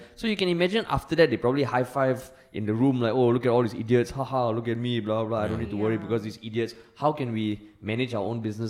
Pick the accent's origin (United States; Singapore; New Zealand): Singapore; We are Singaporean men who serve the nation.